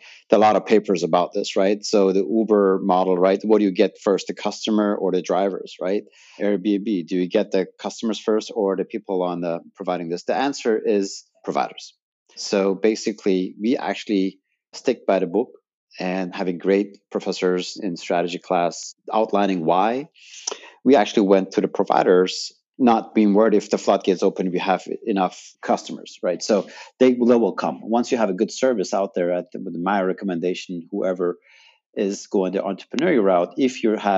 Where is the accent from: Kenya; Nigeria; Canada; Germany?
Germany; moved away as an adult; now in United States; I'm from Germany